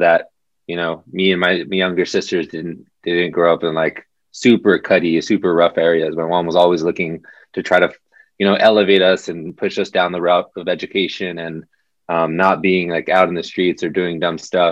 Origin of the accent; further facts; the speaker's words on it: Southern California, United States; So I'm from Southern California. My family is Mexican, Mexican American